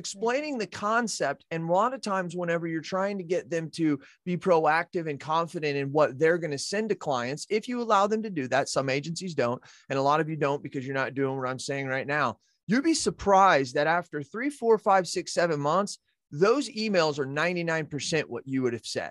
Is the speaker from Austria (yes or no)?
no; United States; I'm an American